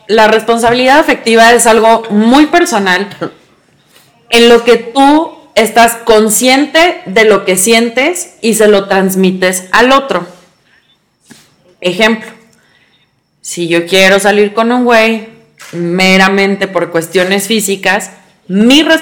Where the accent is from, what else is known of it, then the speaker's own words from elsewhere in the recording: Chihuahua, Mexico; orgullosamente norteña, de Chihuahua